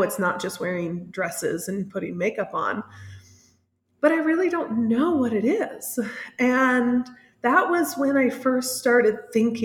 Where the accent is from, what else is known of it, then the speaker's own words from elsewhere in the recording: Indianapolis, Indiana, United States; moved away as an adult; now in San Miguel de Allende, Mexico; I'm originally from Indianapolis, Indiana, although I live in San Miguel de Allende in central Mexico